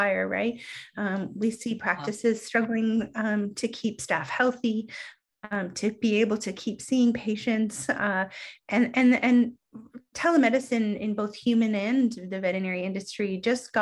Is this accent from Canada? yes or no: yes; Canada; I am Canadian.